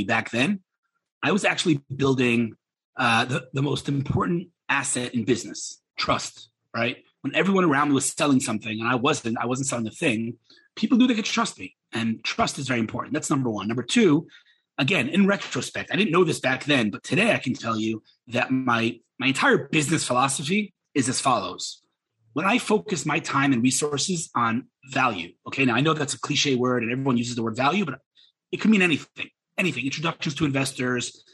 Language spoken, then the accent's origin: English; United States; now in Israel; I'm American